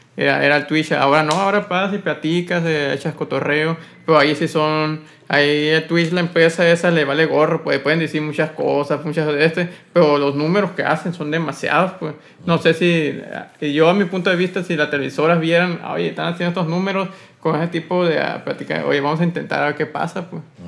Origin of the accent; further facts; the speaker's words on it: Sonora, Mexico; como sonorense